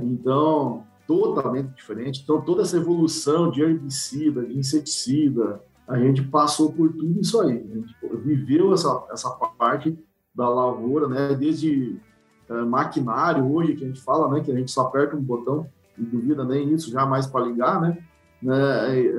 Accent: Santo Augusto, Rio Grande do Sul, Brazil; moved away as an adult; also born or lived in Santa Maria; now in Bahia, Brazil; eu sou natural do Rio Grande do Sul, de Santo Augusto, região noroeste do Rio Grande do Sul

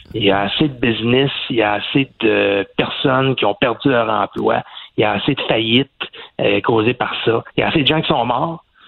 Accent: Quebec, Canada; chez nous au Québec

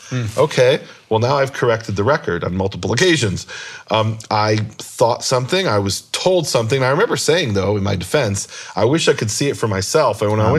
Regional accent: Chicago, Illinois, United States; born there; also born or lived in Israel; I was born in Chicago, lived most about half of my life in Israel, but in my heart, I'm from Missouri, the show me state.

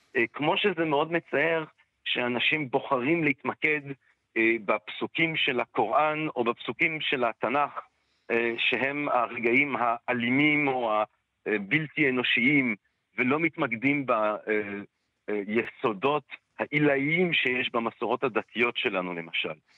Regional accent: Antwerp, Flanders, Belgium; now in Israel; אני מאנטרפן, אז גדלתי כזה בעולם שכל הסבתות והסבות של כולם בגדול היו שורדי שואה

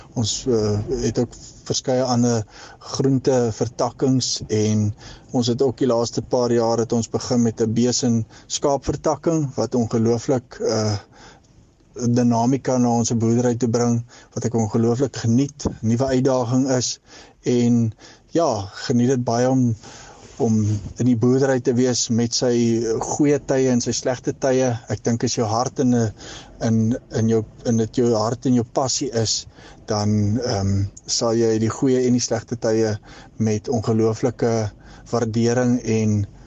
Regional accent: Hankey, Eastern Cape, South Africa; ek het groot geword in die Gamtoes Vallei Hankie

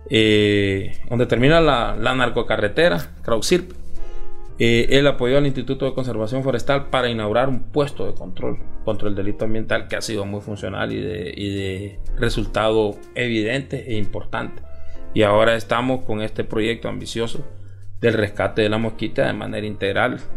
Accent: Olancho, Honduras; now in Tegucigalpa, Honduras; yo, soy de, del área rural {S0} del {S255} país.

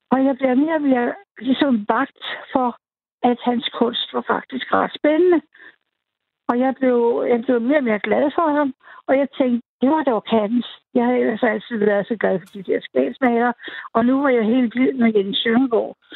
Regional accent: North Zealand, Capital Region of Denmark, Denmark; also born or lived in Copenhagen / West Jutland; jeg var fra København, men de, jeg var fra Nordsjælland.

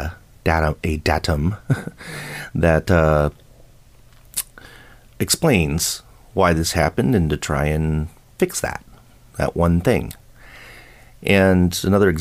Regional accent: Buffalo, New York, United States; moved away; I grew up in Buffalo, New York.

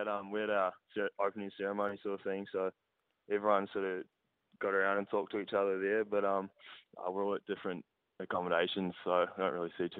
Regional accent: New Zealand; moved away as an adult; now in Melbourne, Australia; my story's a bit different to a few other New Zealand boys

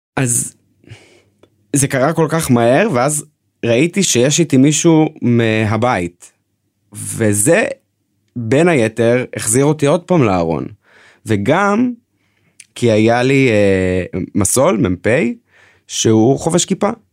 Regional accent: Northern District, Israel; אני במקור מהצפון

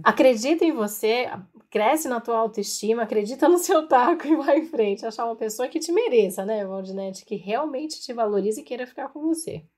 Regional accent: Piauí, Brazil; sou natural do Piauí

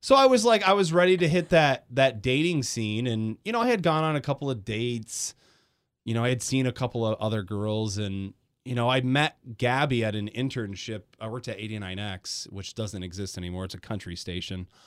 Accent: Grand Rapids, Michigan, United States; moved away as an adult; also born or lived in Detroit Metro; I'm from Grand Rapids. I moved to Detroit Metro when I was eighteen

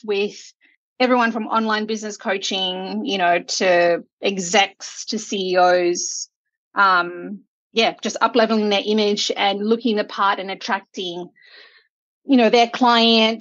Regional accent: Auckland, New Zealand; moved away; I grew up in Auckland

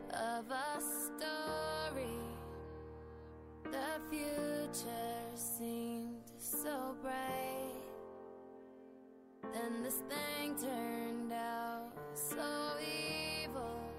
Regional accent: Salamanca, Castile and León, Spain; Hola, buenas … de Salamanca

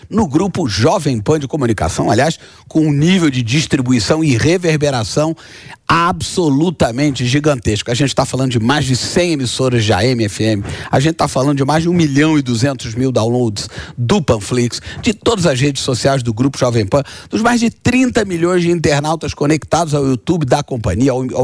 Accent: Rio de Janeiro, Brazil; Eu, como carioca apaixonado, falar de Pão de Açúcar

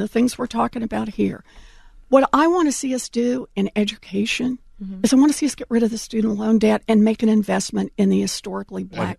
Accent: Oklahoma, United States; So I grew up in Oklahoma.

